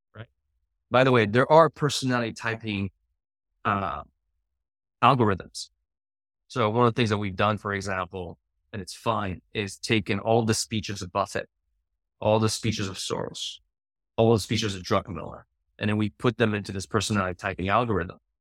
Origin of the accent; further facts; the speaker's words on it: Paris, Île-de-France, France; moved away; I grew up in Paris